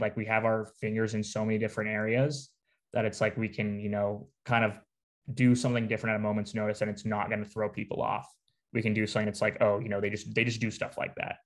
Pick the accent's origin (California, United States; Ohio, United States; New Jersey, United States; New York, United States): California, United States; Newport Beach; now in Eugene, United States; I'm from Newport Beach, California. So about 40 minutes south